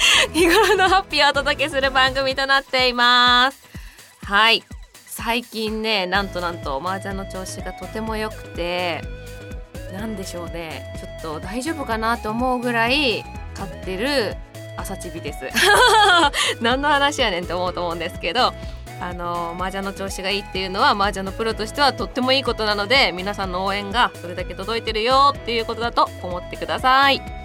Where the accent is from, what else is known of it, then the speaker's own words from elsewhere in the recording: Nagoya, Aichi, Japan; accent: Nagoya dialect; moved away; 出身は愛知県ですね。名古屋になります。